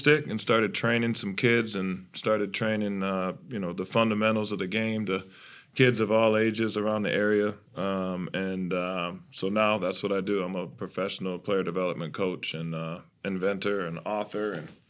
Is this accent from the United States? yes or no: yes; Flint, Michigan, United States; I'm obviously from Flint.